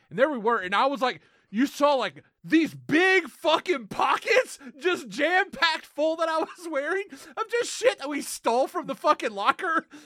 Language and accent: English; the South, United States; we are from the South